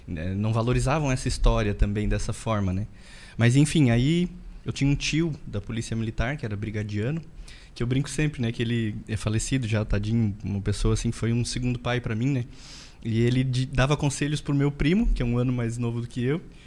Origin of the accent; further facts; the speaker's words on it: interior of Rio Grande do Sul, Brazil; eu sou de uma cidade do interior do Rio Grande do Sul, né? Uma cidadezinha bem pequenininha